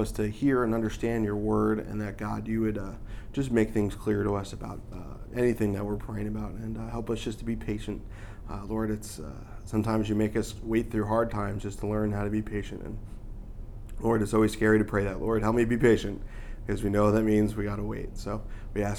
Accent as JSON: {"language": "English", "region": "New York", "country": "United States", "moved": "yes", "said": "I'm from New York"}